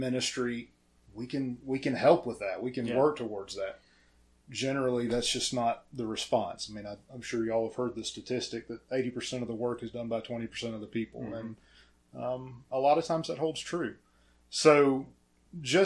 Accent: Pickens, South Carolina, United States; Born and raised in Pickens

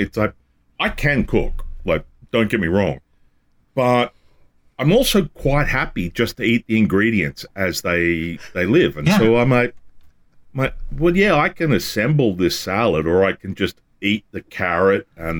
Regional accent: the South, United States; This is like, I come from the South.

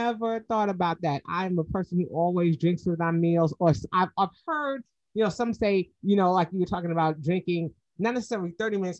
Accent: New York, United States; now in Georgia, United States; my grandmother was born here in Georgia, and I'm even though I'm from New York

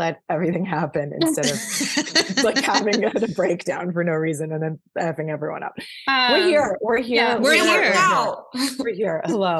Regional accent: Chicago, Illinois, United States; now in Paris, France; I'm from Chicago.

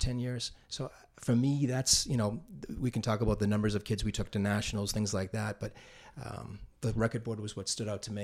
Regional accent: North Andover, Massachusetts, United States; not a townie, but I did move here in, in the third grade

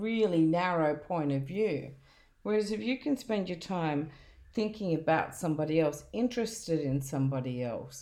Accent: Australia; I was born in Australia.

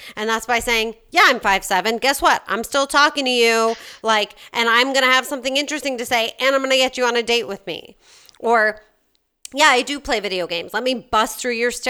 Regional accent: Chicago, Illinois, United States; accent: Chicago; my Chicago accent

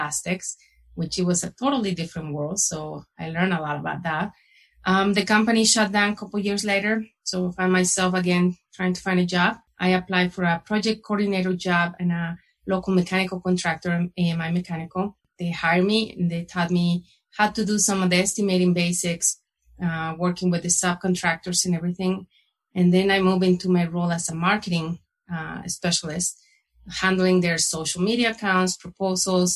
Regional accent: Guadalajara, Jalisco, Mexico; moved away as an adult; now in Colorado, United States; I was born and raised in Guadalajara, Mexico

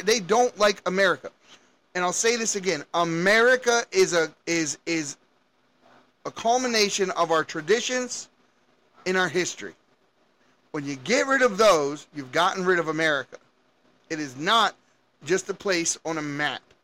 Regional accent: Las Vegas, Nevada, United States; my hometown of Las Vegas

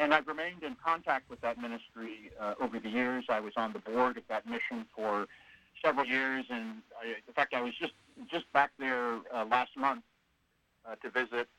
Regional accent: San Francisco, California, United States; now in Sacramento, United States; I grew up in San Francisco, the youngest of three boys

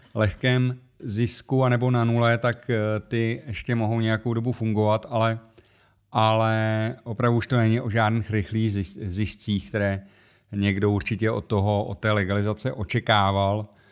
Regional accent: Czechia; u nás v Čechách

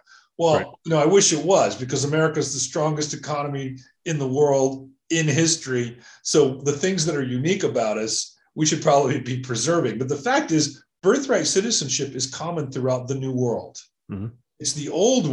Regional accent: Columbus, Ohio, United States; moved away as an adult; now in Palo Alto, United States; I'm living right now in Palo Alto, like you, not back in my hometown of Columbus, Ohio.

